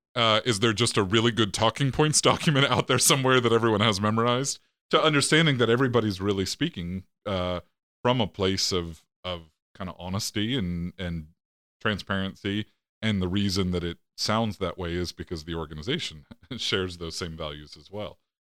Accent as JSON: {"language": "English", "town": "State College", "region": "Pennsylvania", "country": "United States", "tie": "born or raised there", "said": "I was born in State College, Pennsylvania."}